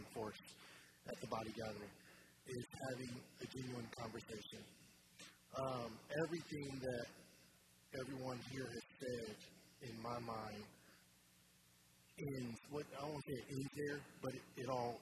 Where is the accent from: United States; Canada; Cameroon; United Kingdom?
United States; DeKalb County, Indiana; I grew up in DeKalb County, Indiana